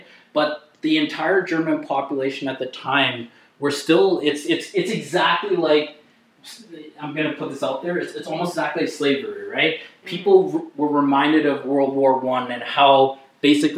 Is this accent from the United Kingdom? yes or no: no; Canada; I'm Canadian